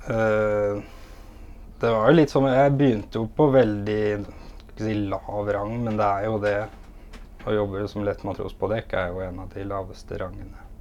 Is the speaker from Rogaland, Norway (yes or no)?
no; Innlandet, Norway; moved away; jeg er fra Innlandet